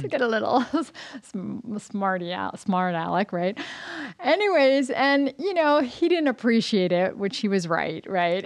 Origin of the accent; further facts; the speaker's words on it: Los Angeles, California, United States; I grew up, I was born and raised in Los Angeles